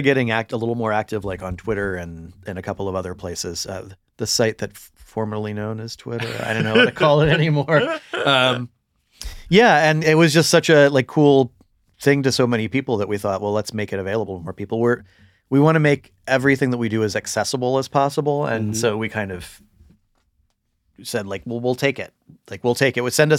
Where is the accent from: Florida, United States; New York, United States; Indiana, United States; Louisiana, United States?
Florida, United States; St. Augustine; I grew up in St. Augustine, Florida, which, you know, a lot of people have heard of because they have the haunted lighthouse.